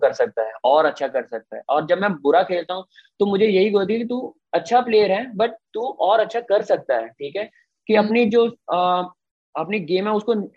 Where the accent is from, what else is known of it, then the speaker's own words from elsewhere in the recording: Mithapur, Punjab, India; मैं सेकंड मिठापुर का हूँ